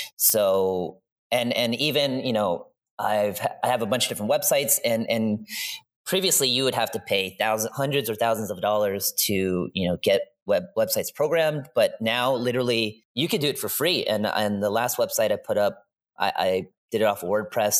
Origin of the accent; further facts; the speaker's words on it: East Coast, United States; moved away; I grew up on the East Coast.